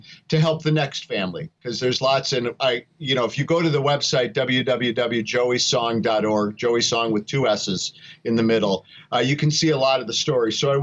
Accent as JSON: {"language": "English", "town": "Racine", "region": "Wisconsin", "country": "United States", "tie": "born or raised there", "said": "I grew up in Racine, Wisconsin"}